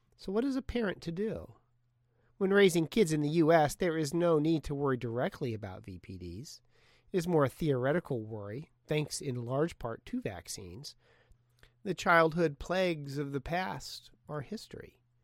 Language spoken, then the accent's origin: English; Portland, Oregon, United States; my hometown, Portland